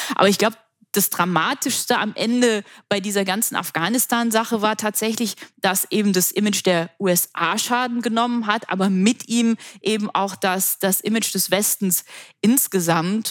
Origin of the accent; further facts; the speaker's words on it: Germany; für uns als Deutsche und als Europäer